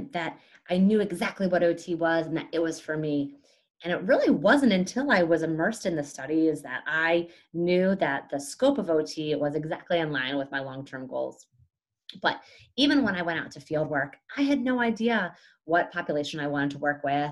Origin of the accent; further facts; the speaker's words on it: Pennsylvania, United States; moved away as an adult; also born or lived in Boston; growing up in Pennsylvania, it is a huge field hockey world